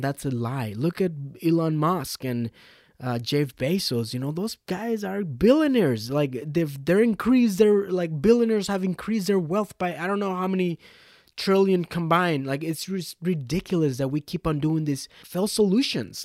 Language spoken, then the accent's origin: English; Mexico; I am from Mexico